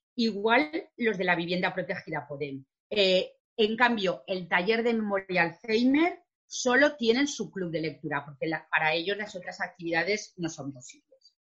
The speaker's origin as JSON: {"language": "Spanish", "region": "Valencian Community", "country": "Spain", "said": "nosotros sabéis que con la comunidad valenciana hablamos castellano, pero también somos valenciano parlantes"}